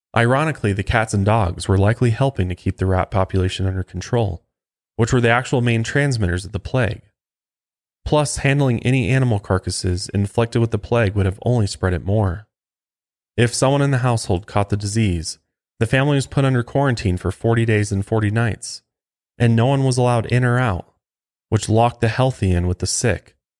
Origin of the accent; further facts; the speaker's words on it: Colorado, United States; right here in my home state of Colorado